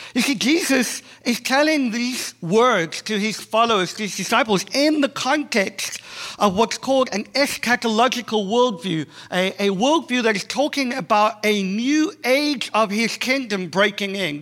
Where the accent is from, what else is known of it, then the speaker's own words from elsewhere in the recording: South Africa; accent: South African; moved away as an adult; now in Boston, United States; I'm South African, uh, born and bred. If you haven't figured out that the accent is not Australian, it is South African.